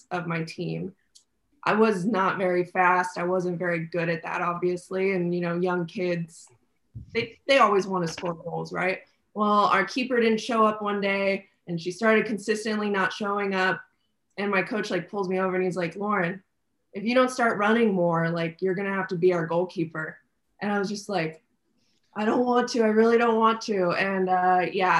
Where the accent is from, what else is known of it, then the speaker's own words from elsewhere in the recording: Orange County, California, United States; also born or lived in Inland Empire, California / Corona, California; I grew up in Orange County